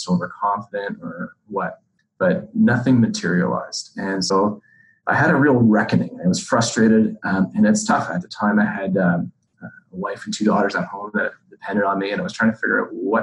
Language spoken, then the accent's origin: English; Montreal, Quebec, Canada; moved away as an adult; also born or lived in New York City; I was born and raised in Montreal